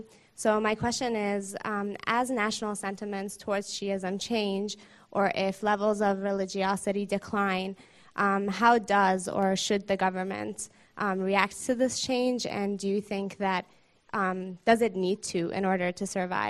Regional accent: New York, United States; now in London, United Kingdom; I'm a student here at the LSE. I'm also from New York

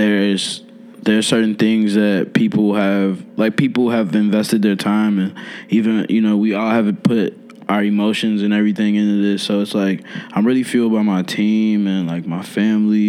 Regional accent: Chicago, Illinois, United States; also born or lived in Oak Park, Illinois; I grew up in the Austin area, which is kind of like the border between Chicago and Oak Park.

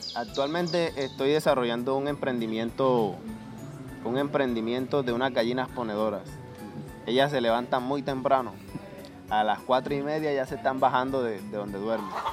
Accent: Aguas Negras, Colombia; also born or lived in Barranquilla / Cartagena; Soy de, de Aguas Negras

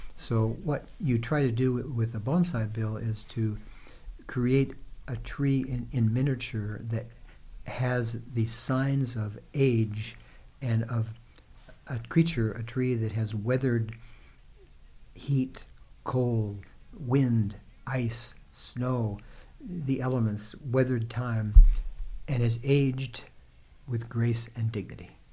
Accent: Los Angeles, California, United States; I was brought up in Los Angeles.

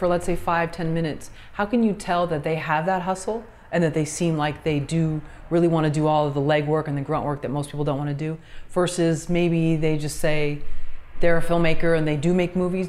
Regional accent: California, United States; Having grown up in California, basically most of my life

